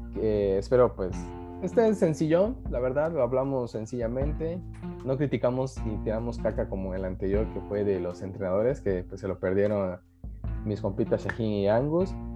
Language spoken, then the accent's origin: Spanish; Mexico; somos de tercer mundo, o sea, somos mexicanos